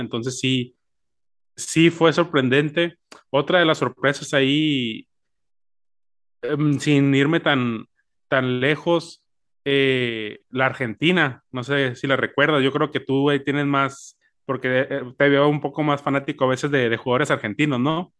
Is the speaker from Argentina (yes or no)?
no; Mexico; uno como mexicano